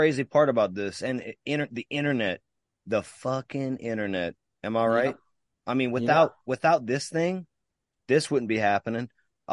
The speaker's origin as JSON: {"language": "English", "town": "Mamou", "region": "Louisiana", "country": "United States", "tie": "born or raised there", "said": "growing up in Mamou with my boy Ricky right there and jamming out in the shed"}